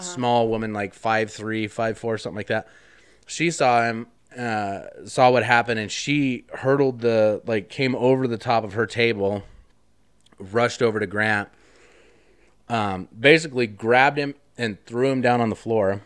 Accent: Wyoming, United States; I grew up in Wyoming, so Like, we had guns, I had guns as a kid

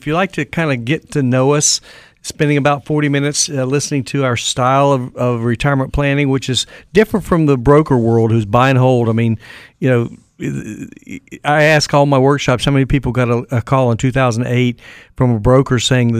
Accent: Raleigh, North Carolina, United States; I said, well, we're from Raleigh.

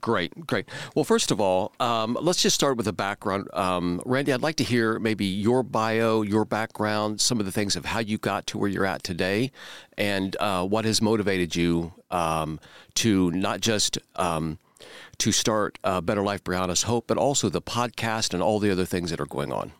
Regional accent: Central Indiana, United States; I was born and raised here in Central Indiana

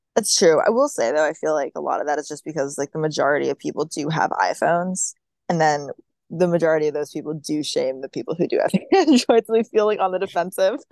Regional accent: Maryland, United States; now in Virginia, United States; I'm not from Virginia. I just currently live here, which like I'm from Maryland

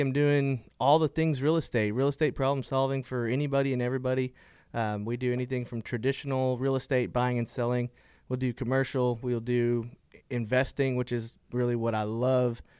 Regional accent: Fort Worth, Texas, United States; I am from Fort Worth, Texas, born and raised native here

